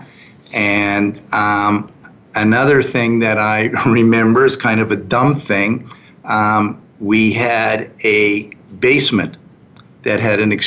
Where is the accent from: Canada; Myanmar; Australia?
Canada; Fredericton, New Brunswick; moved away as an adult; also born or lived in New York; now in Calgary, Canada; I grew up there